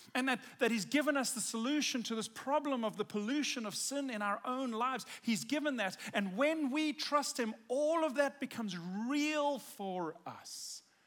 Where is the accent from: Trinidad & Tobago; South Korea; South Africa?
South Africa; I'm South African, and I grew up in South Africa